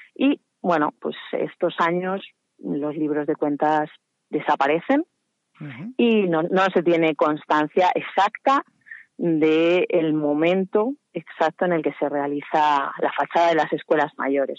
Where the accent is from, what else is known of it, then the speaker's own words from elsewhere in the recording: Salamanca, Castile and León, Spain; soy de Salamanca